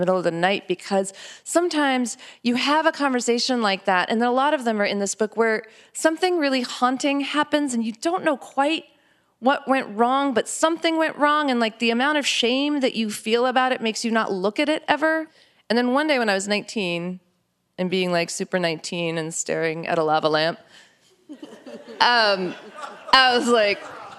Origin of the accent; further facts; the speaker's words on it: New Mexico, United States; growing up in New Mexico and being this kind of Indian